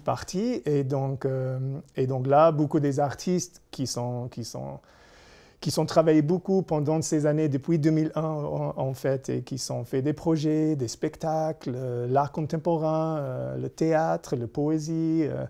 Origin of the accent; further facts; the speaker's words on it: Florida, United States; French is a second language; moved away as an adult; also born or lived in Kabul, Afghanistan; quand je suis né aux États-Unis, la première fois que j'ai mis les pieds en Afghanistan, j'avais 19 ans, j'étais un surfeur végétarien de Floride